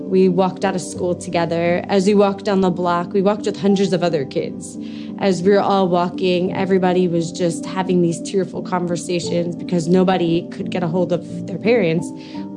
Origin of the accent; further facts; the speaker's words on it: Long Island, New York, United States; moved away; I grew up on Long Island, New York, just miles outside of New York City